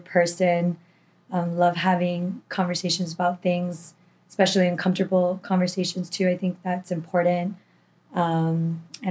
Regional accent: Miami, Florida, United States; also born or lived in Tallahassee; born and raised in Miami, 25 years old

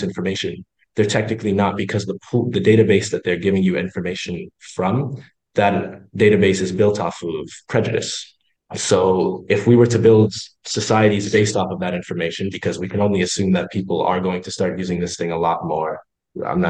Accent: Canada; I'm from Canada.

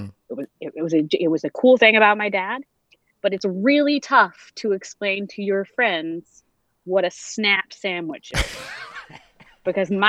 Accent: Farmville, United States; I grew up in Farmville

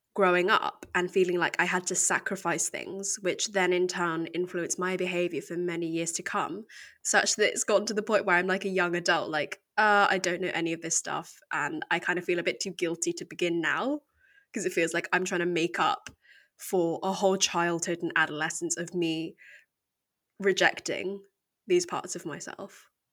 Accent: United Kingdom; accent: very English; I was born here in the U K, and I've always lived here

